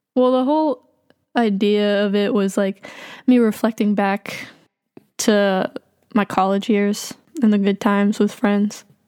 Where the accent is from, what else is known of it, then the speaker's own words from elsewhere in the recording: Boston, Massachusetts, United States; also born or lived in Jackson, Mississippi / New Orleans / New York; I grew up in, like, around Boston